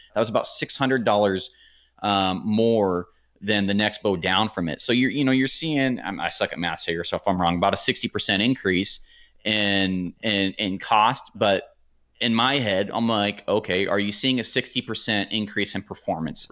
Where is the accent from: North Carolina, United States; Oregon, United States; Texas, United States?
Oregon, United States; I'm from Oregon